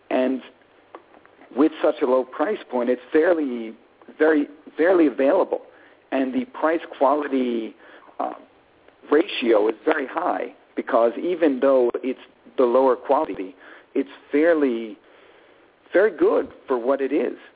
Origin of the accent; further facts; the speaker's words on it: New York City, New York, United States; also born or lived in Italy; I'm Italian American in the truest sense. I was born in New York City and raised in Italy and the United States as a child.